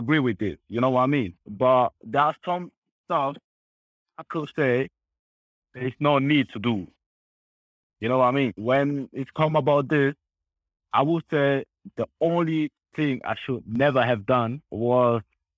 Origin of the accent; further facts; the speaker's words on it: Spain; also born or lived in Congo / Munich; now in Austria; I grew up in Spain